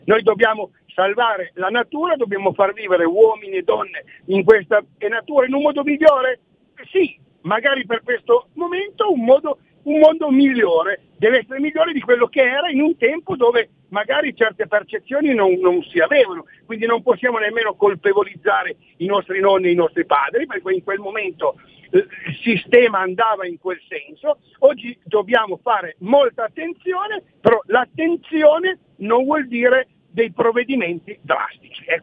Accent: Torrazza Piemonte, Piedmont, Italy; Ho un collega che è di Castellamonte, io sono di Torrazza Piemonte, siamo a 40 km

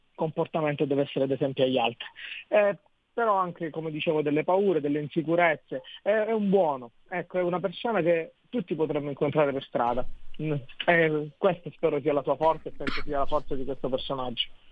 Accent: Barcellona Pozzo di Gotto, Sicily, Italy; nella mia città, è una città che offre sia la collina che il mare

